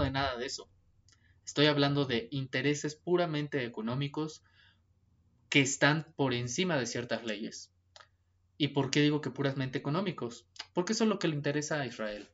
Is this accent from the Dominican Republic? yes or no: no; Mexico; para los que somos mexicanos